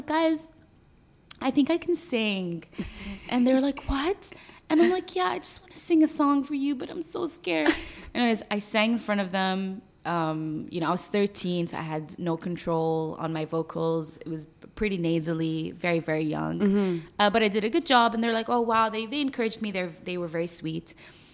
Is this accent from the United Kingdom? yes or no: no; Sharjah, United Arab Emirates; also born or lived in Iraq; now in Dubai, United Arab Emirates; I was raised in Sharjah, and then we. By the time I was 17, we moved to Dubai